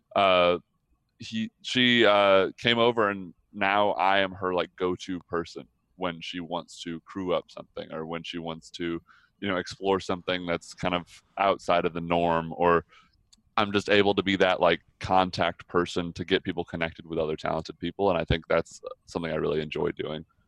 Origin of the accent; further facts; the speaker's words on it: Atlanta, Georgia, United States; I grew up in the entertainment industry in Atlanta